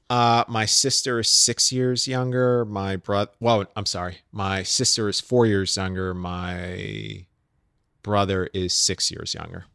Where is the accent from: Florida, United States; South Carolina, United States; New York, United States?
New York, United States; New York City; I'm growing up in New York City